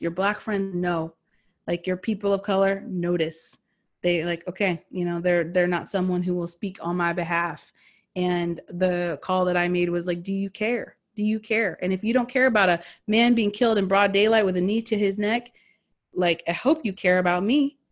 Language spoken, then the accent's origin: English; United States; we grew up in America